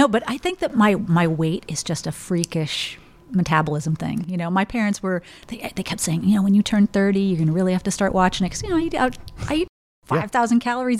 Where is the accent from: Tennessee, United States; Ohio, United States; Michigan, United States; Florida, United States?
Tennessee, United States; Oak Ridge; also born or lived in Germany / California; I kind of grew up all over the place, a little bit kind of bi-coastally and abroad for quite a bit. My dad was a nuclear physicist, so he did a lot of popping around. So I was in Oak Ridge, Tennessee in kind of middle school, and West Germany and Cali